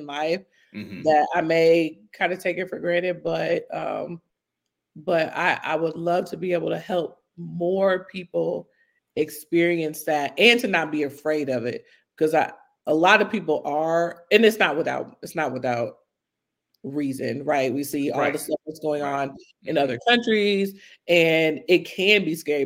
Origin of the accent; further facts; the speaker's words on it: United States; being American